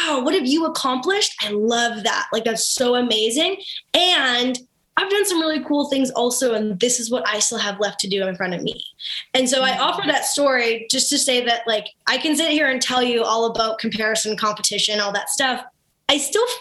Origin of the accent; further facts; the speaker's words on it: Kennedy, Saskatchewan, Canada; from Kennedy, Saskatchewan